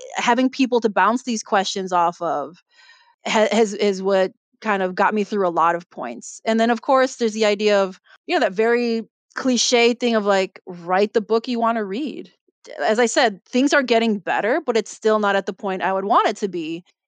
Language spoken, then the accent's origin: English; Chicago, Illinois, United States; I'm Filipino American, but I was born and raised in Chicago